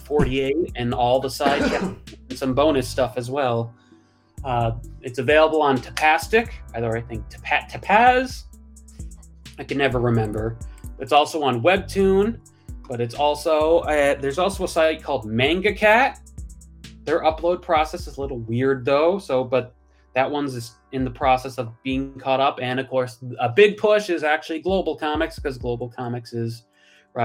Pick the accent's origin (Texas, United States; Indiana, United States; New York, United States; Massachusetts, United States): Massachusetts, United States; Western; moved away as an adult; now in California, United States; I'm from Western Mass, but in November I moved to California